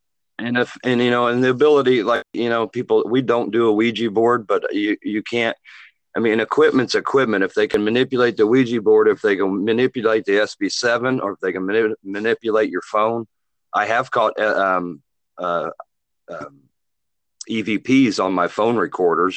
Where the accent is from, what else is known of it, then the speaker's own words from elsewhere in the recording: Muncie, Indiana, United States; now in Wilmington, Illinois, United States; my hometown, Muncie, Indiana